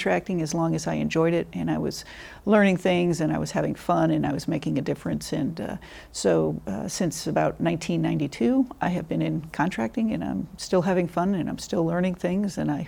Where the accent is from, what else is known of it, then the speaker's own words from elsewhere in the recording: Connecticut, United States; moved away as an adult; also born or lived in Vermont; Sure. I am from Connecticut originally, and my dad was an Air Force Reserve officer.